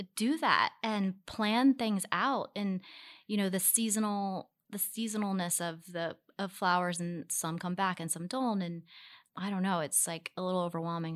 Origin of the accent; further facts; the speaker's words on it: Baltimore, Maryland, United States; now in New York, United States; we grew up in Baltimore City